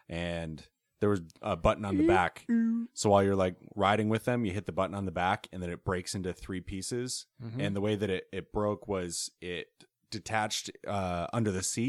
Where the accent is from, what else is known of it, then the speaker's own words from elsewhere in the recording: New York, United States; because I'm from Northern New York where there's like a lot of forests and stuff, and I camped a lot growing up.